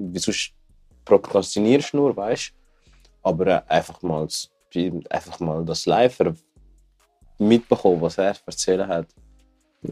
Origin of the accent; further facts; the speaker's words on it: Zurich, Switzerland; ich komme aus Zürich